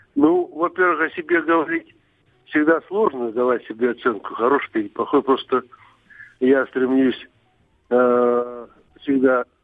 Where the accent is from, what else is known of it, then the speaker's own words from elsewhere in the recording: Altai Krai, Russia; now in Moscow, Russia; мы это, родились вместе в, на Алтае там и прошли всю жизнь до Москвы